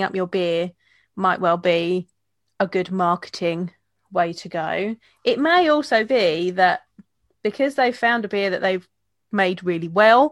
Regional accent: Kent, South East England, United Kingdom; I'm from Kent, there's a lot of farms around here

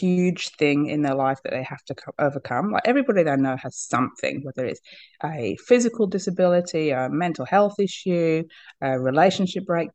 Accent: Australia; I am from Australia

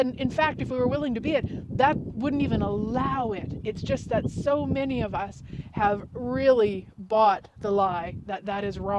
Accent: Canada; Yes, I am Canadian. Yes, I live in Canada.

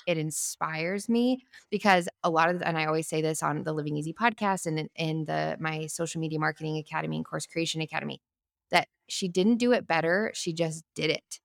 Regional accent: Albuquerque, New Mexico, United States; moved away as an adult; now in Franklin, United States; we lived in our hometown of Albuquerque for thirty years

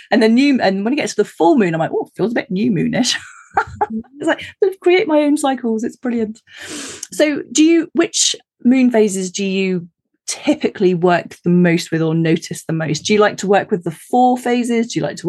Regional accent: United Kingdom; I live in the countryside, again, being terribly British

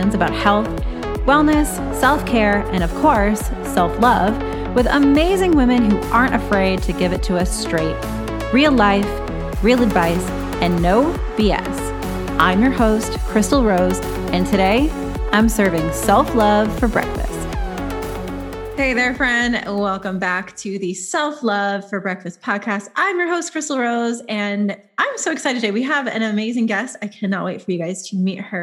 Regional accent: New England, United States; moved away; I grew up in New England

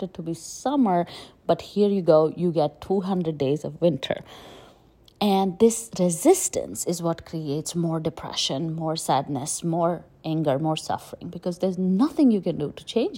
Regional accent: India; moved away as an adult; also born or lived in Delhi, India / Jaipur, India / Pune, India; now in United States; I grew up in India and it was really, really, really hot, right? Like I grew up in Delhi, Jaipur, and even when I got to Pune

